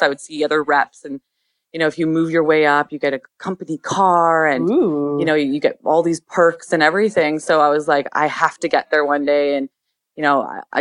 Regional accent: Edmonton, Alberta, Canada; also born or lived in Toronto; now in Vancouver, Canada; I grew up in Edmonton

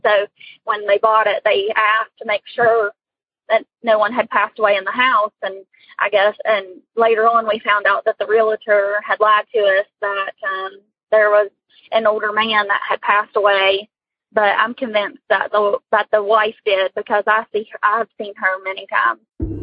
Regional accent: West Virginia, United States; I'm from West Virginia.

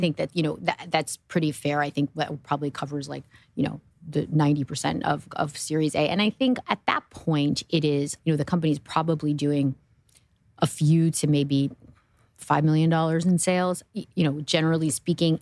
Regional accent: New Jersey, United States; I grew up in New Jersey

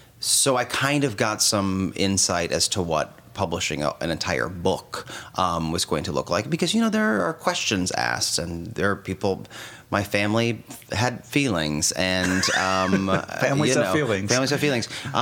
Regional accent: Omaha, Nebraska, United States; now in New York, United States; So growing up in Omaha

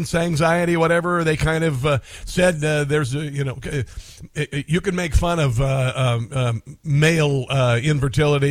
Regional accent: Midwest, United States; moved away as an adult; also born or lived in East Coast; now in Kansas City, United States; I'm from the Midwest, and I lived on the East Coast for about 12 years, and I am back in the Midwest in the Kansas City area.

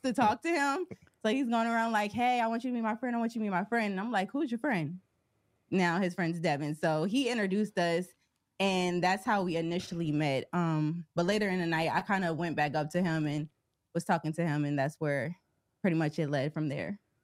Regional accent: Wilmington, Delaware, United States; moved away as an adult; also born or lived in Philadelphia / Cincinnati; we're both from Delaware, which is a small state, a small city of Wilmington, Delaware

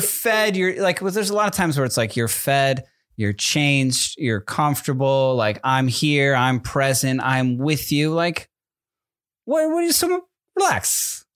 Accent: East Coast, United States; now in Southern California, United States; I'm from the East Coast

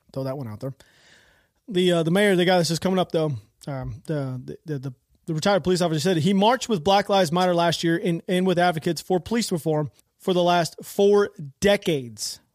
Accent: United States

